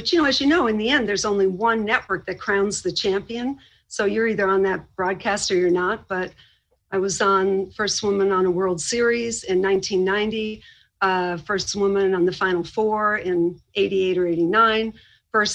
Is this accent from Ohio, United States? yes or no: no; Boston, Massachusetts, United States; born or raised there